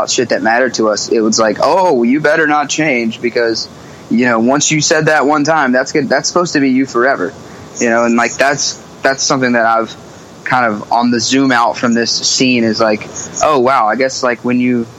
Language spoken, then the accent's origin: English; Myrtle Beach, South Carolina, United States; now in Charleston, United States; Yeah, I was born in Myrtle Beach.